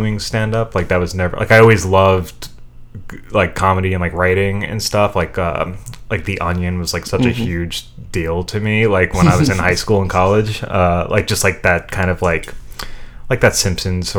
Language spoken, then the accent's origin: English; New York City, New York, United States; Little Neck, Queens